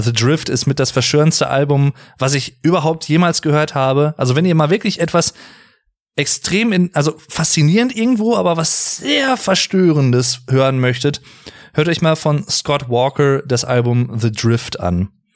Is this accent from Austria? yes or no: no; Germany; also born or lived in North Rhine-Westphalia; bei uns in Deutschland